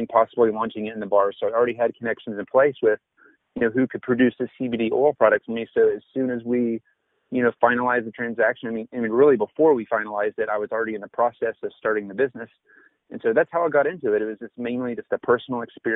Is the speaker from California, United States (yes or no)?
no; Denton, Texas, United States; We're actually in Denton, Texas, which is my hometown